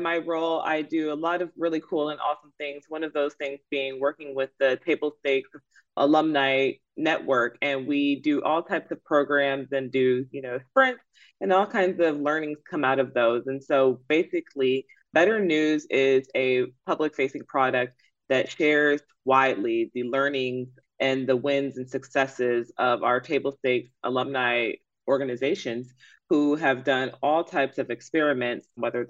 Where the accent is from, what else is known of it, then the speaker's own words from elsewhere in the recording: Atlanta, Georgia, United States; this is my hometown newspaper. I am from Atlanta. I am an ATLian